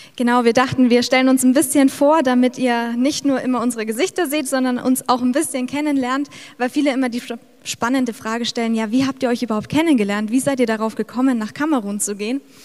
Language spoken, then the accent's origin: German; Middle Franconia, Bavaria, Germany; moved away as an adult; also born or lived in Cameroon; ich bin im kleinen Dorf in Mittelfranken in Bayern aufgewachsen